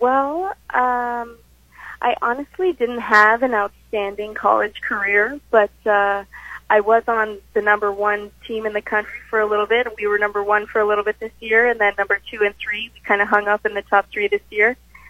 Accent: Texas, United States; moved away as an adult; also born or lived in Arkansas; my parents, they moved to Texas a long time before I was born. So when I was born, I grew up playing golf in Texas

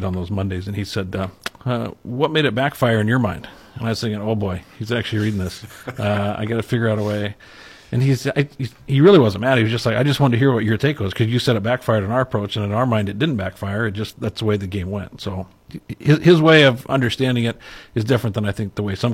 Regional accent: Osceola, Iowa, United States; moved away as an adult; I grew up in Osceola.

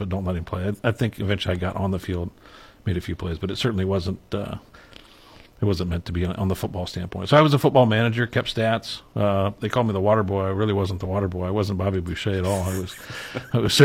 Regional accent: Osceola, Iowa, United States; moved away as an adult; I grew up in Osceola.

